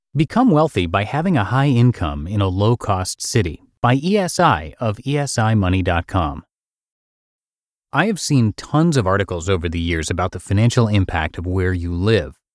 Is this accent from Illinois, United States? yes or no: no; small town in Iowa, United States; moved away as an adult; My family was from a small town in Iowa where absolutely nothing was going on for me job-wise.